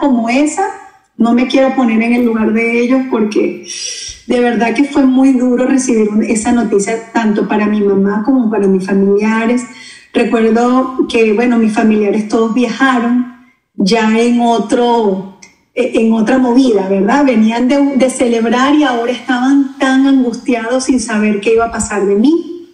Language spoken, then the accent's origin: Spanish; Venezuela; moved away as an adult; now in Orlando, United States; ya tenemos seis años acá en la Florida, desde que emigramos desde Venezuela